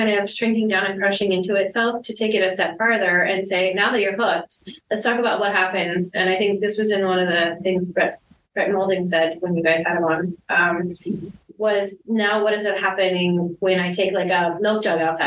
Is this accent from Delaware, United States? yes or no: no; Florida, United States; I grew up in Florida, not a different country